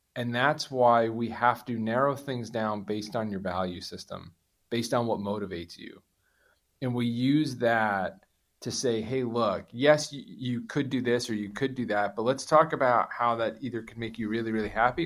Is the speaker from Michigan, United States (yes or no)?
no; New Jersey, United States; I'm from Jersey